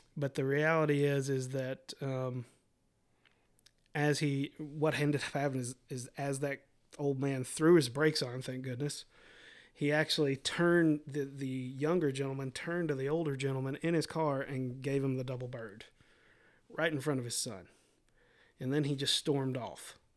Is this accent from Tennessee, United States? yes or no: yes; Middle Tennessee, United States; I took a sales job back here in Middle Tennessee, and so we moved from West Tennessee, where we went to college, back to Middle Tennessee.